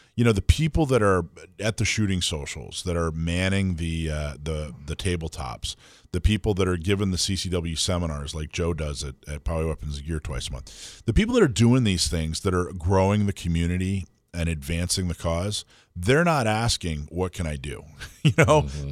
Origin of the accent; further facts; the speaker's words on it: North Florida, United States; moved away; I grew up in North Florida, um, which you know is basically Lower Alabama, and in the mm-hmm. in the 80s, we moved there in the in the late in the early 80s